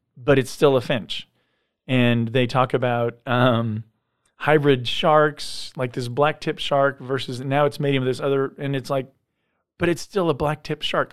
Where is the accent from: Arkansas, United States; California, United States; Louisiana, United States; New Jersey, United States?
California, United States; San Diego; I grew up in San Diego